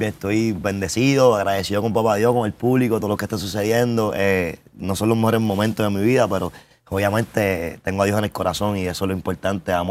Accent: Carolina, Puerto Rico; also born or lived in Orlando; Yo soy de Carolina siempre.

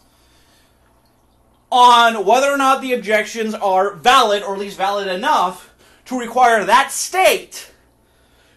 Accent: Oregon, United States; I'm from Oregon.

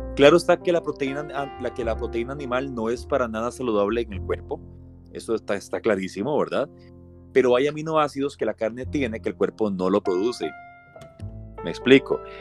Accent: Costa Rica; somos buenos los ticos

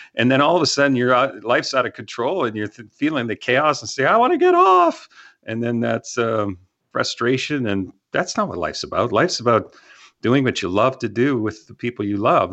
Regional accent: Canada; now in Texas, United States; I'm from Canada

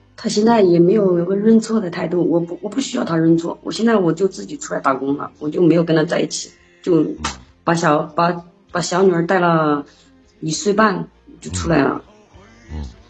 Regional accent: Hubei, China; 我湖北的

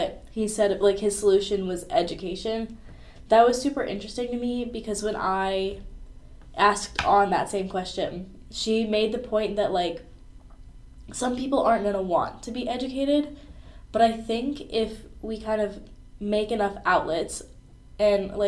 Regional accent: the Triangle, North Carolina, United States; moved away as an adult; now in Greenville, United States; growing up in the Triangle

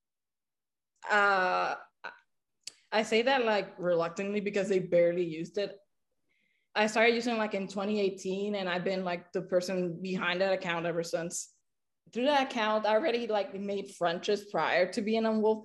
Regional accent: Puerto Rico; English is a second language; I'm from Puerto Rico, better said. Born and raised.

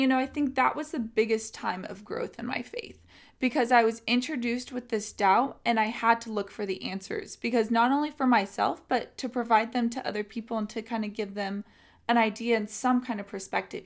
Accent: San Diego, California, United States; also born or lived in Riverside, California; I'm from San Diego, California

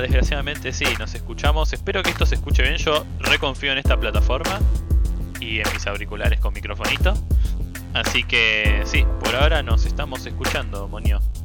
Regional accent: Argentina; somos Argentina

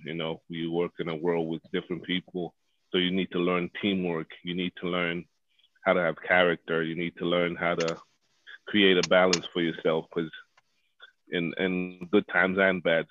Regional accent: Zambia; born and raised in Zambia where soccer, you know, is primarily the number one sport

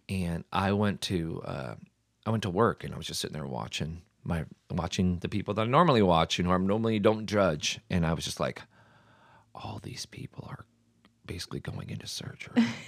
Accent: New York City, New York, United States; I'm Irish. I'm not Italian. Like, hey, I'm from Brooklyn

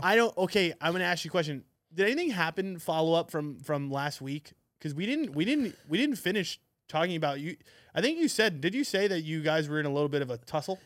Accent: New York City, New York, United States; I'm from Manhattan

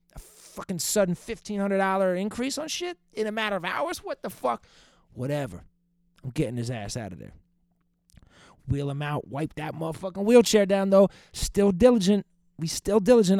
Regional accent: Boston, Massachusetts, United States; Old Dirty Boston? That's a great podcast from my hometown

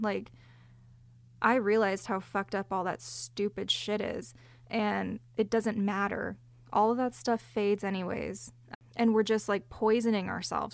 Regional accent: Southern California, United States; I grew up in Southern California

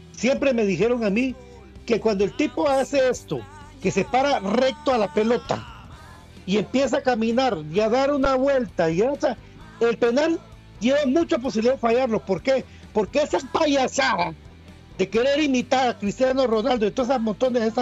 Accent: Suchitepéquez, Guatemala; Yo soy de Suchi, le decía Santis.

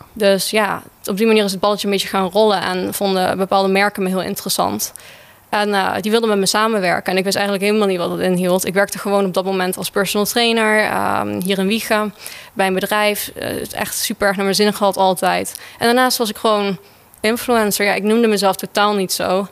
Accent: Netherlands; ik ben een echte Hollandse meid met blauwe ogen, blond haar.

